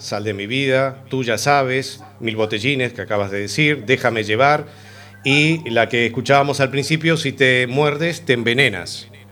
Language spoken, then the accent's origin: Spanish; Uruguay; Soy uruguayo